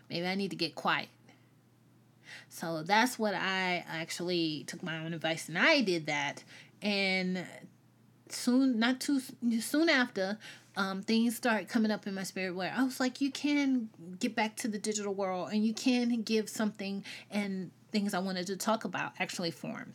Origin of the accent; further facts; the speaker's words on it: the South, United States; accent: Southern; I'm Southern. But, um, I grew up in the South.